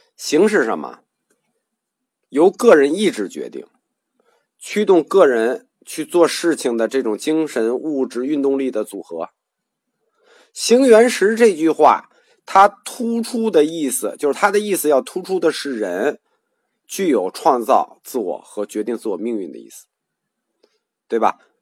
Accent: China

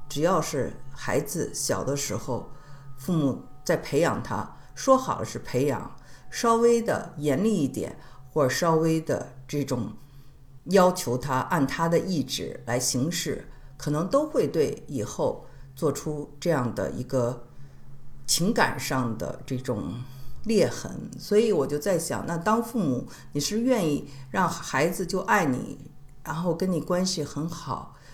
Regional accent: Beijing, China; 我是北京人嘛

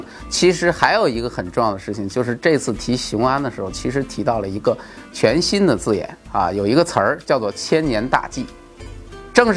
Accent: China; 而且在我们中国

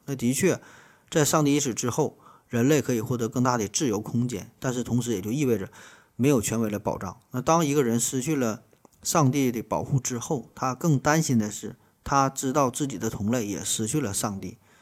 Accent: China; 我们中国人

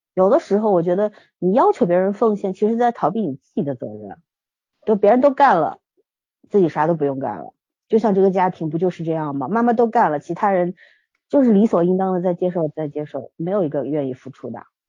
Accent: China; 我们中国人

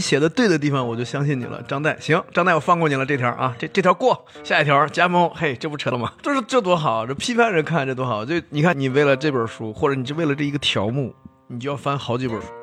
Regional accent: China; 我们作为中国人

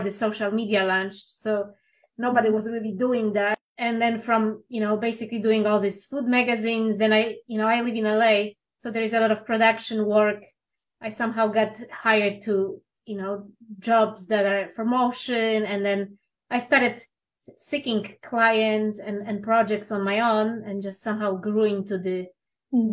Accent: Poland; English is a second language; moved away as an adult; now in Los Angeles, United States; I'm originally from Poland

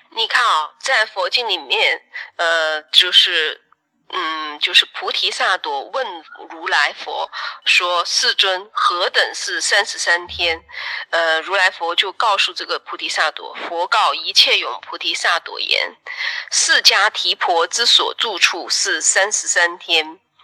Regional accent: China; 我们中国人

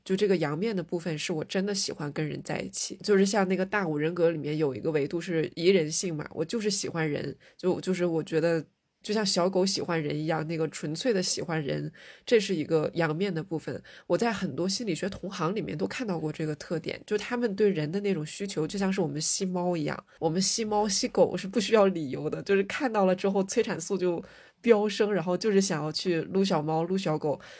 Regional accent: Northeast China, China; 我小时候在餐厅里面很难看到一个人吃饭，尤其是东北的菜份比较大

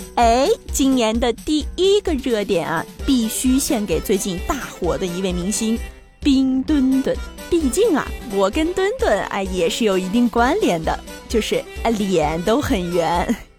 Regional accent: Inner Mongolia, China; 我是来自内蒙古的女汉子，从小就喝着水龙头里流出的牛奶，高考考试我考的可是骑马射箭

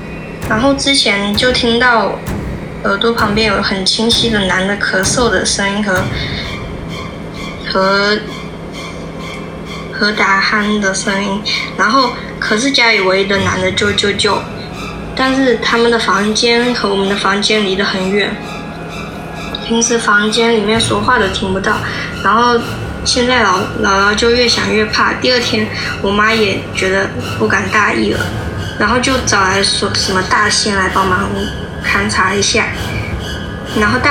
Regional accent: Nanping, Fujian, China; 啊，南平的。

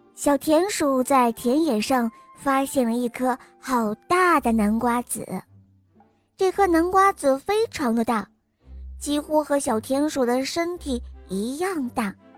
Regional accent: Shanghai, China; 我来自上海

